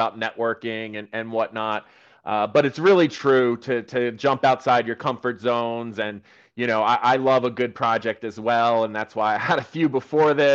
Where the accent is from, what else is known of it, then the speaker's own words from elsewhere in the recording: United States; accent: American; I'm American